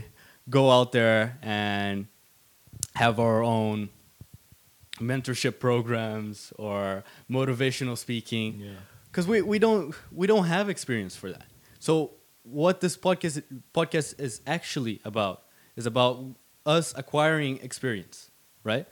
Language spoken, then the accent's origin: English; Brazil; now in Sweden; I'm from Brazil.